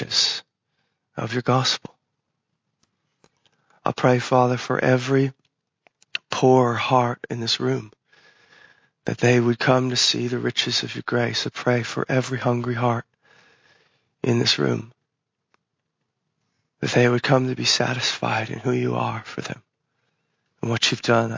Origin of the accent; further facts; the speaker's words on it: United States; especially as American Christians